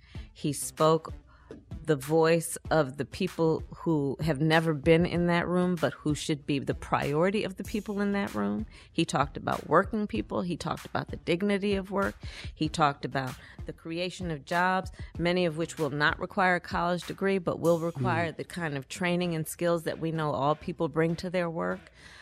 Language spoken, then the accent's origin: English; Oakland, California, United States; As you know, Steve, I was born in Oakland, California. I was raised, my sister and I, by our mother, who worked long days and weekends.